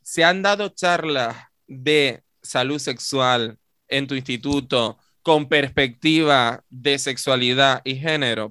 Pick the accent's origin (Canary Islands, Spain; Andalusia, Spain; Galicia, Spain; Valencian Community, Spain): Canary Islands, Spain; todos los demás éramos canarios